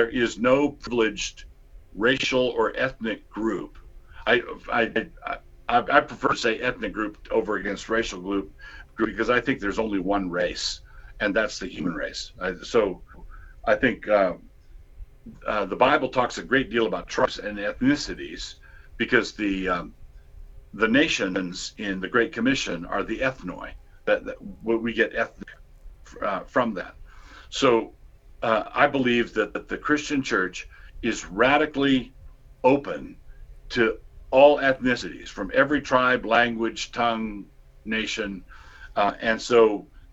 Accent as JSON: {"language": "English", "country": "United States", "tie": "born or raised there", "said": "I was born and raised in America"}